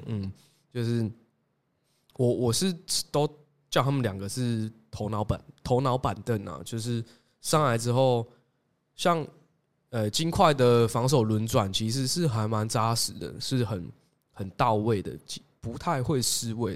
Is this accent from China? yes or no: no; Tainan, Taiwan; 身为台南人，我自己非常支持台钢猎鹰